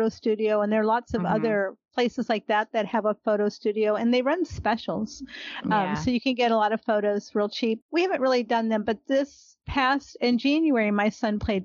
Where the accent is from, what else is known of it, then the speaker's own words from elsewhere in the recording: Cleveland, Ohio, United States; moved away as an adult; now in Texas, United States; I grew up in Cleveland, Ohio, and I remember when I moved to Texas, I was 19